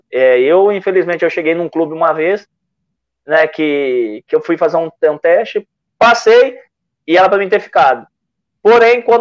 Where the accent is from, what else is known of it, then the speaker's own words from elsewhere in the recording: São Paulo, Brazil; also born or lived in Salvador; eu nasci em Salvador, na verdade. Nasci, sou ah. baianinho, mas cresci em São Paulo